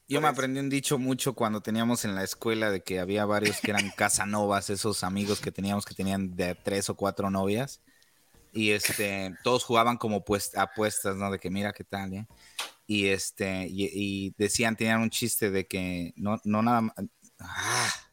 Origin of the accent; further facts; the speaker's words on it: Mexico; now in United States; como buen mexicano